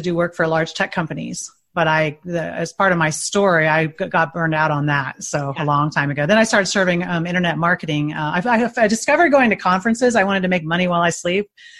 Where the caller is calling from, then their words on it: Indianapolis, Indiana, United States; Indianapolis, Indiana.